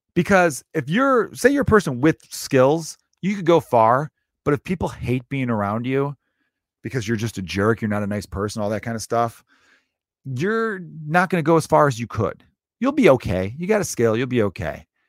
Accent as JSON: {"language": "English", "town": "Chicago", "region": "Illinois", "country": "United States", "tie": "born or raised there", "said": "I was born and raised in the same city, Chicago."}